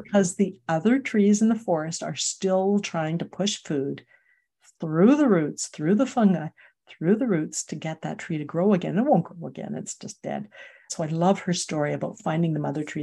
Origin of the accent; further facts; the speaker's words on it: Calgary, Alberta, Canada; moved away as an adult; I'm from Calgary